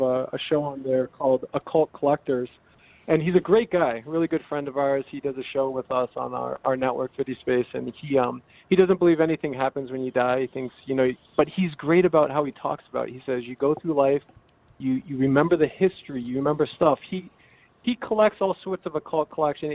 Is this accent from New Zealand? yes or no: no; Salem, New Hampshire, United States; also born or lived in California; I, I grew up um, half my life here